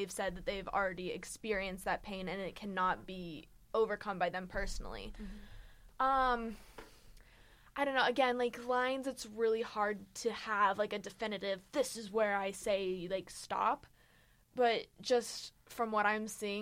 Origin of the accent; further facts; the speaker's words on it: United States; I'm American